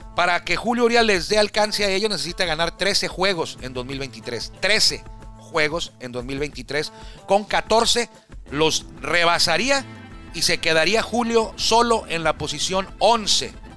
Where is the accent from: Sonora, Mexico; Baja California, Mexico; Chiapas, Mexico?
Baja California, Mexico; Tijuana; yo soy de Tijuana